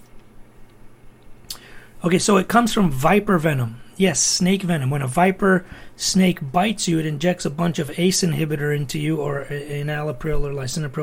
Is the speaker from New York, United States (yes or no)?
no; Toledo, Ohio, United States; I was born and raised in Toledo, Ohio.